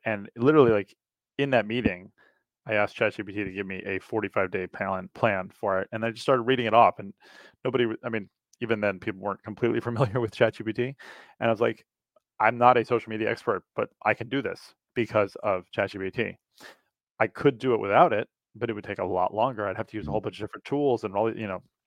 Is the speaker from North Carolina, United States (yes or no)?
no; New York City, New York, United States; moved away as an adult; now in Princeton, United States; I grew up in New York City